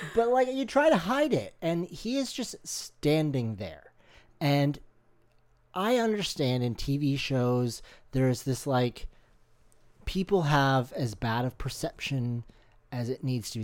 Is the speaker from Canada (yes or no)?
yes; Canada; we're Canadian